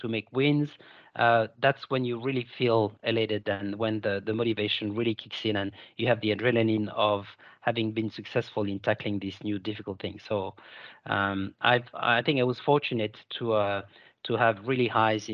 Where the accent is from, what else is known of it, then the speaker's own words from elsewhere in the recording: Lyon, Auvergne-Rhône-Alpes, France; accent: French; moved away as an adult; also born or lived in Paris, France; now in Sydney, Australia; I was born in Paris, in France, and grew up in Lyon